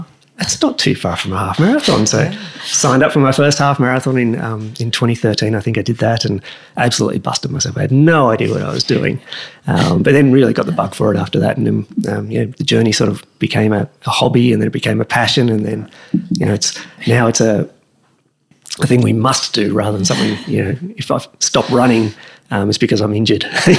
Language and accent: English; Wagga Wagga, New South Wales, Australia; Growing up in Wagga, you had to play sport.